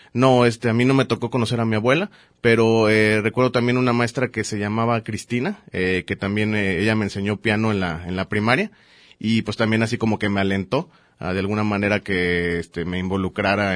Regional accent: Mazatlán, Sinaloa, Mexico; also born or lived in Mexico City; now in Guadalajara, Mexico; nací en la Ciudad de México y viví muchísimos años en Mazatlán

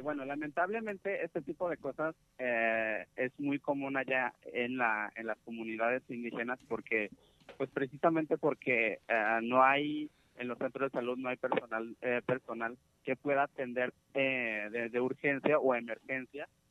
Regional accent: Santa Catarina, Jalisco, Mexico; also born or lived in Guadalajara metropolitan area; soy de la comunidad guirárica en el municipio de Mezquitic, de una, de una comunidad que se llama Santa Catarina.

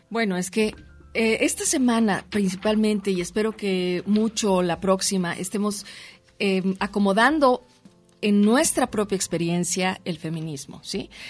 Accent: Mexico City, Mexico; now in Guadalajara, Mexico; nací en la Ciudad de México. Sí, soy chilanga, pero adoptada tapatía.

